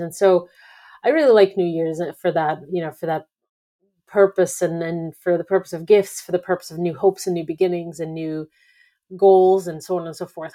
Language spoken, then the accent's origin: English; Belarus; moved away; I'm not personally Russian, I'm from Belarus